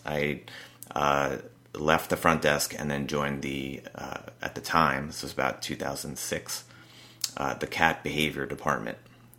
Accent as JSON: {"language": "English", "town": "New Milford", "region": "New Jersey", "country": "United States", "tie": "born or raised there", "moved": "as an adult", "lives_now": "California, United States", "said": "New Milford, New Jersey. Okay, that's right. Yeah. So I lived there all those 25 years. Had never lived in California before."}